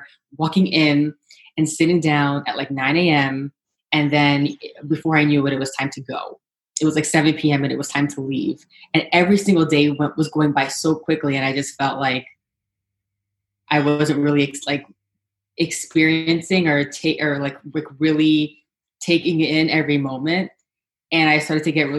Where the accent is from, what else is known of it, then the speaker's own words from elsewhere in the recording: New York City, New York, United States; also born or lived in Manhattan; right now I live in Manhattan, but I was born and raised in Brooklyn.